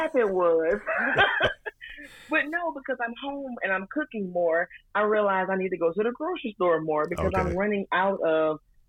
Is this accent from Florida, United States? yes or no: yes; Jacksonville, Florida, United States; I come from, we are from Duval County, Jacksonville, Florida.